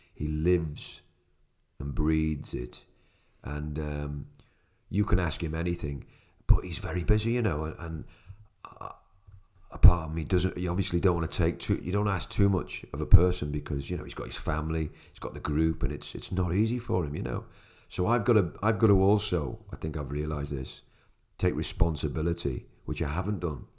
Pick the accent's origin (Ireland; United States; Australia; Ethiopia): Ireland; as an Irishman